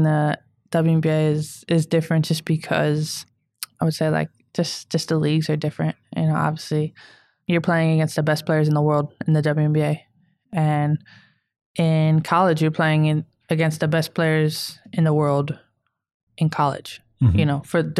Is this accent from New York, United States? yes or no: yes; Syracuse, New York, United States; Yeah, I grew